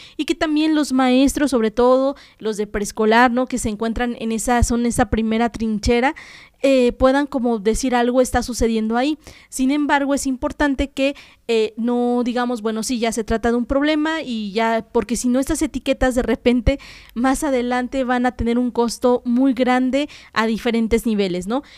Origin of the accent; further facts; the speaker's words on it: Puebla, Mexico; los fonemas que nosotros como mexicanos y en este caso como poblanos tenemos